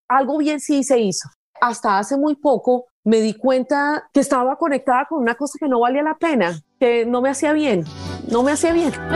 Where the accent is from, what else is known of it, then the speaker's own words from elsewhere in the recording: Pereira, Risaralda, Colombia; moved away as an adult; also born or lived in Bogotá; now in United States; yo soy de Pereira